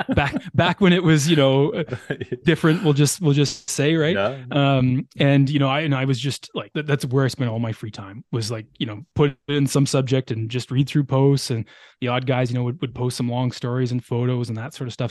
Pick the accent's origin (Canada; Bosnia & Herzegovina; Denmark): Canada; Ottawa Valley, eastern Ontario; moved away as an adult; also born or lived in Lower Mainland, British Columbia; now in British Columbia, Canada; I grew up in on a farm in eastern Ontario, about an hour west of Ottawa